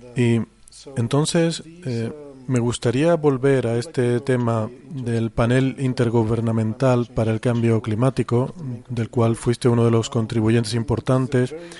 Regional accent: Spain; en mi país, en España

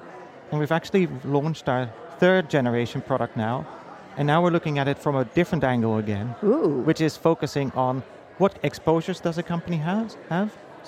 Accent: Amsterdam, North Holland, Netherlands; now in United States; So my history really starts in Amsterdam. So I moved from the Netherlands to the US around 6 years ago.

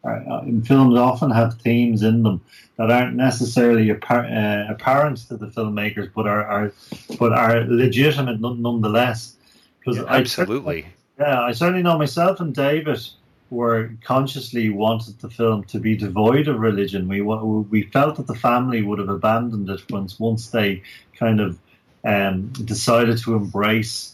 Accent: Ireland; we're Irish and we've grown up watching movies

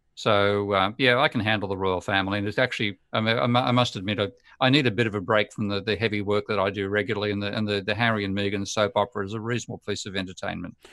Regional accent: Australia; as an Aussie

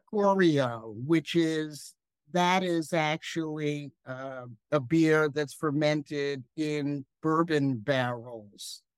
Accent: New Rochelle, New York, United States; moved away as an adult; also born or lived in Bronx, New York / Ohio; I really liked growing up in New Rochelle

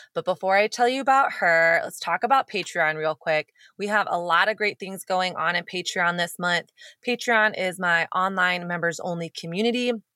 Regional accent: United States; growing up in America

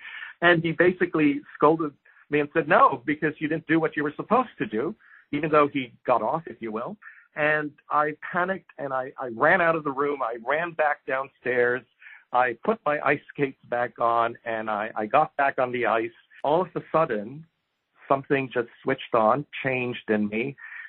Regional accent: Japan; So a few things about growing up in Japan. First of all, it's probably one of the safest societies.

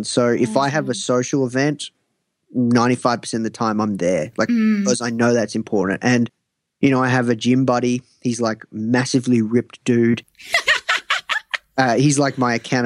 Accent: Australia; I'm from Australia

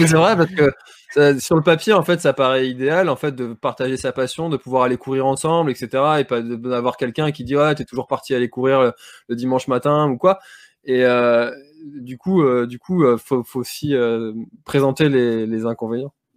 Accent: Brittany, France; en tant que Breton

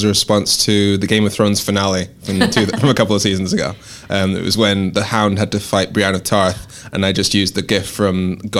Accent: Dundee, Scotland, United Kingdom; also born or lived in Darlington, England / Swansea, Wales / Birmingham, England; I refer to my accent as fucked up because I was born in Darlington, grew up in Dundee, Swansea, Birmingham. My parents are Nigerian

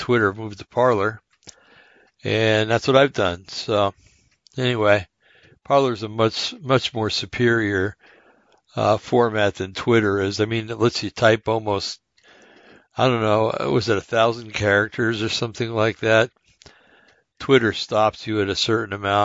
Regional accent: United States; I'm an American

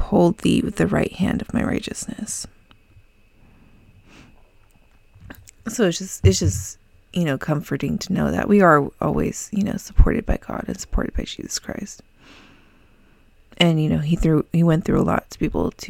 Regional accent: California, United States; I'm from California

